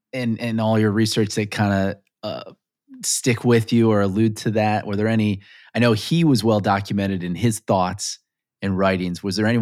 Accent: Scotland, United Kingdom; I was as a Scotsman

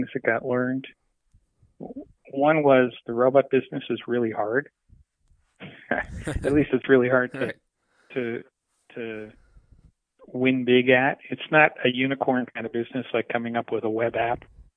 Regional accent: Canada; moved away as an adult; I grew up in Canada

